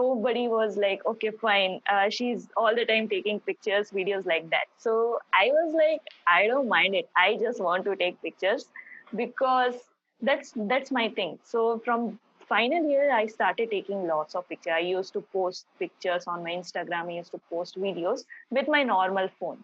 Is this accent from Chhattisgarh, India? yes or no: yes; Bhilai, Chhattisgarh, India; also born or lived in Bangalore; I am from Bhilai, Chhattisgarh